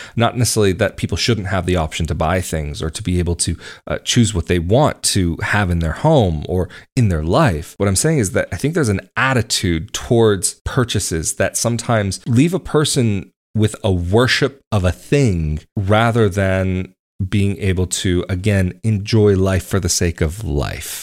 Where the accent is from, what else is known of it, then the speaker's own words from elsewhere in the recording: United States; moved away as an adult; now in Portugal; it's where I'm from and I still have many connections